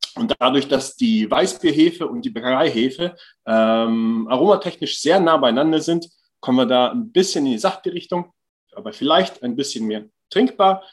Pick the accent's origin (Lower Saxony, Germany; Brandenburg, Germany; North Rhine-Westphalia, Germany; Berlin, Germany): Lower Saxony, Germany; Hann. Münden; moved away as an adult; now in Vaasa, Finland; ursprünglich aufgewachsen bin ich in Hanmünden, das ist zwischen Göttingen und Kassel